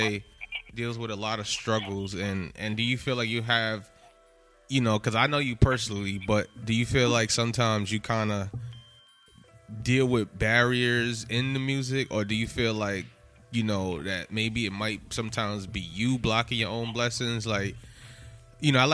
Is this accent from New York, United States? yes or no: yes; New York City, New York, United States; I'm from Soundview.